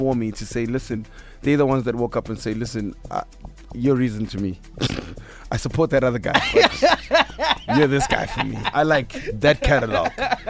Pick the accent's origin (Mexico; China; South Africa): South Africa; Katlehong, Gauteng; also born or lived in Tembisa; I come from Katlehong. I come from Tembisa. You know, I know the East Rand. I know the hood